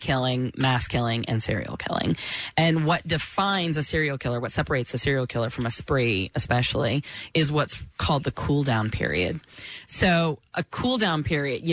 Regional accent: Florida, United States; I grew up in Florida

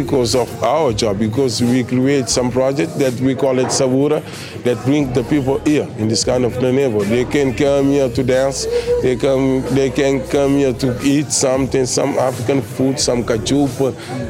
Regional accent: Amadora, Lisbon, Portugal; first language Cape Verdean Creole; English is a second language; I was born inside of my house, in a small bedroom, in 1982. Everything that I know, I learned in the African culture, because the first language that I learned to speak, it was the Criollo for sure, because my parents, they speak Criollo.

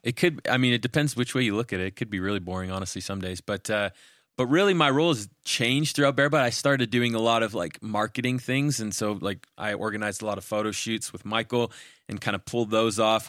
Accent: Canada; moved away as an adult; also born or lived in Utah; I'm a Canadian citizen, but at the time, I only had a visa to attend school

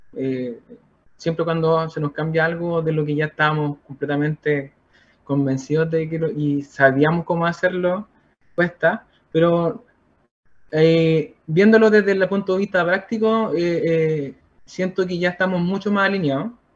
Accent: Santa Bárbara, Biobío, Chile; also born or lived in San Nicolás; yo soy oriundo de Santa Bárbara, eh, un poquito más al sur.

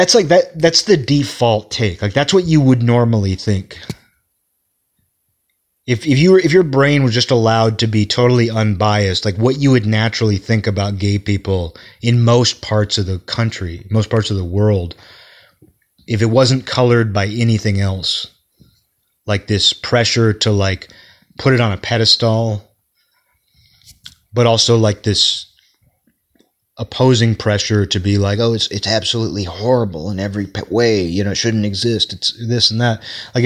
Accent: Kirkland, Washington, United States; that's kind of how we acted when I was growing up in Kirkland.

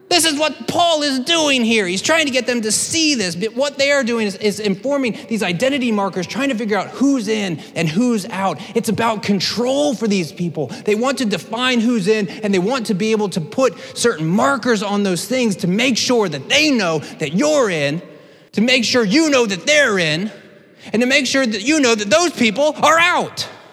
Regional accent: United States; as American Christians

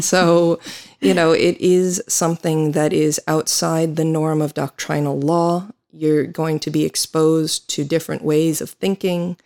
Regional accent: United States; accent: American; now in Ireland; I am an American attorney

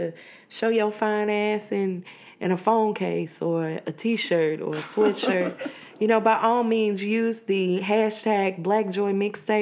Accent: Mississippi, United States; I'm from Mississippi

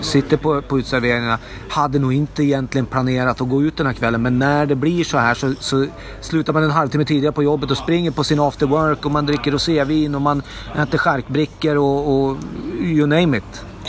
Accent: Norrland, Sweden; now in Stockholm, Sweden; som norrlänning från början men och inflyttad stockholmare

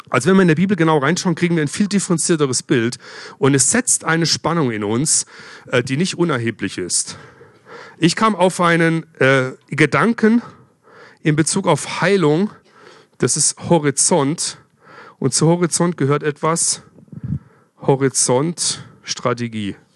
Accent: Freiburg, Baden-Württemberg, Germany; Ja, ich komme ja aus Freiburg, bin öfters durch Basel durchgefahren früher.

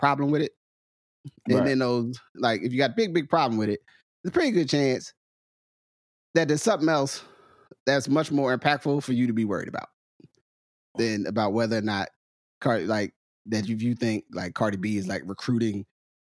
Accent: New Jersey, United States; I'm from New Jersey

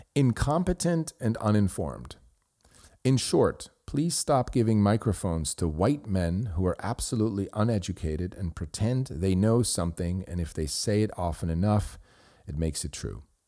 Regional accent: Switzerland; first language Swiss German; English is a second language; moved away as an adult; now in United States; I grew up in Switzerland and I did my schooling. I went to college there, did business school, and then I came to the United States

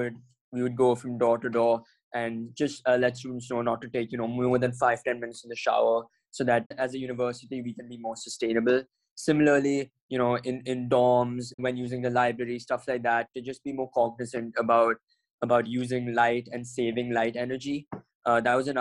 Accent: New Delhi, Delhi, India; moved away as an adult; I'm originally from New Delhi, India

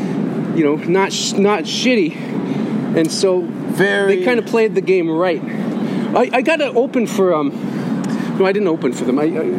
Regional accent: Hamilton, Ontario, Canada

